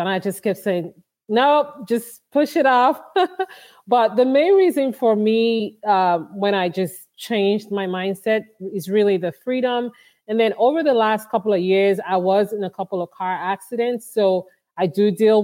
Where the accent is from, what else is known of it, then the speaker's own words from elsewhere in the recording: Nigeria; moved away as an adult; now in Texas, United States; I'm originally from Nigeria, and I've lived in Texas for about 15 years or so